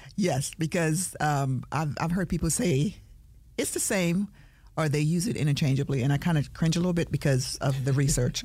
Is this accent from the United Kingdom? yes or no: no; Jamaica; I'm a Jamaican